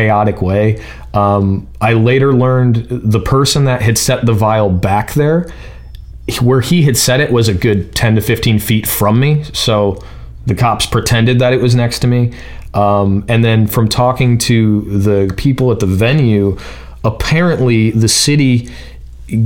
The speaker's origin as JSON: {"language": "English", "region": "Ohio", "country": "United States", "said": "I'm from Ohio."}